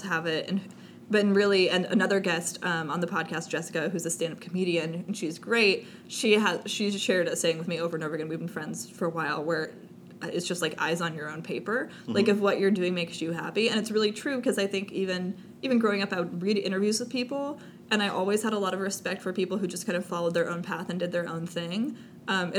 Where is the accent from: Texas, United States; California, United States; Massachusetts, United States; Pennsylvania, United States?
California, United States; Southern; growing up in Southern California